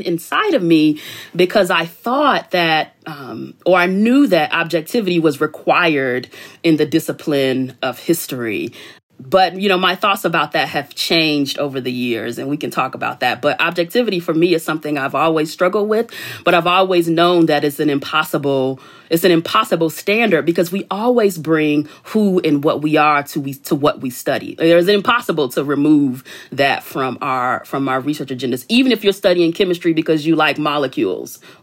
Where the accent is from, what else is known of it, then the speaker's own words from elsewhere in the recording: Chicago, Illinois, United States; I grew up in Chicago on the South Side in the 80s and 90s